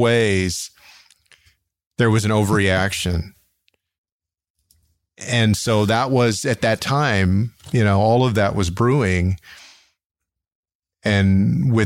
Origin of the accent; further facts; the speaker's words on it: San Antonio, Texas, United States; my hometown of San Antonio had more drive-by shootings than Austin, Houston, and Dallas combined